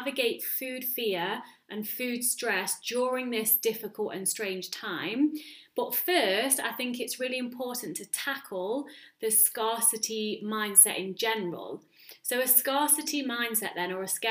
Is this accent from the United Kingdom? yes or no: yes; United Kingdom; now in Netherlands; I'm British